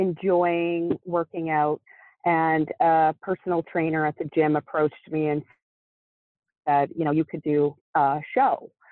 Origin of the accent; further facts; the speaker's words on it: Nova Scotia, Canada; moved away; also born or lived in Ontario, Canada; I moved away from my hometown of Nova Scotia, Canada, to Ontario, Canada